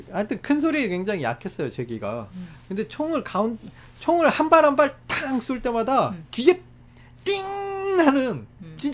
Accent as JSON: {"language": "Korean", "country": "South Korea"}